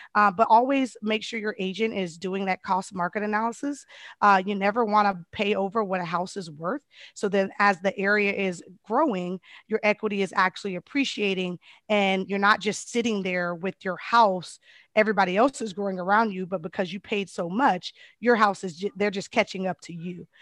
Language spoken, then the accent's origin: English; Colorado, United States; moved away; I'm originally from Colorado